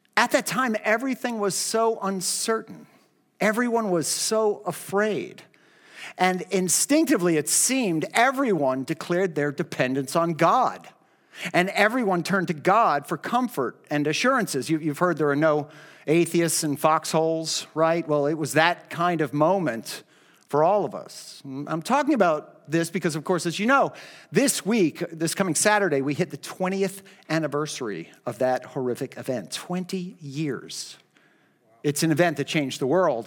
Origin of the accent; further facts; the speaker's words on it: United States; Christian Americans